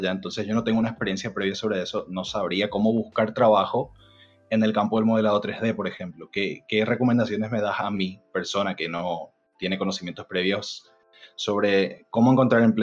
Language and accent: Spanish; Paraguay; now in Spain; yo soy de Paraguay, yo el gaming eh, está, no, crece mucho todavía por allá